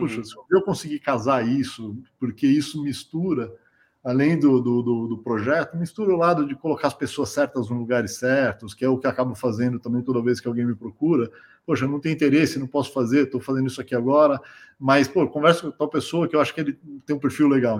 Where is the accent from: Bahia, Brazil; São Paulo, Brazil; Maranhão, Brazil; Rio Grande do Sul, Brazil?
São Paulo, Brazil; also born or lived in Silicon Valley; vim de uma família de, de origem simples aqui da, da, zona sul de São Paulo